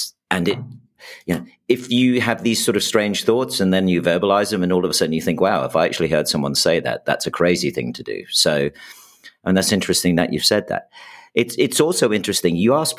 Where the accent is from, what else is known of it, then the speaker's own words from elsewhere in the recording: United States; I know growing up in the States, I certainly know when I travel between the two.